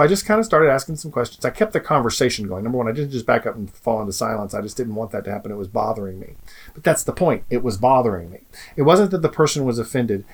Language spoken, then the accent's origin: English; United States; especially as American human beings, we have a gift in this country